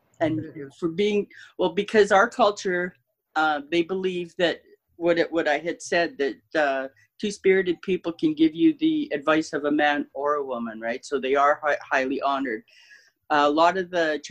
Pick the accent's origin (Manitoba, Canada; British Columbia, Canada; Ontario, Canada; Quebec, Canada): Manitoba, Canada; I'm Métis. I'm a Red River Métis. I'm from Manitoba